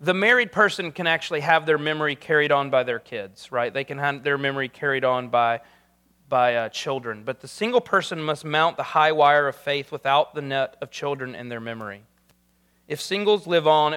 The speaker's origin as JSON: {"language": "English", "region": "South Carolina", "country": "United States", "moved": "yes", "said": "I'm from South Carolina"}